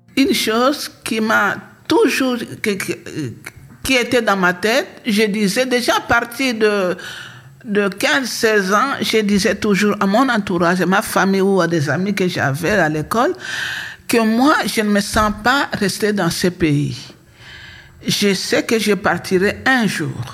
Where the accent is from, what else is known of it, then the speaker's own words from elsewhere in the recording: Kinshasa, DR Congo; also born or lived in Fatondou; now in Belgium; papa a trouvé du travail à Kinshasa, papa est venu nous chercher à Fatondou.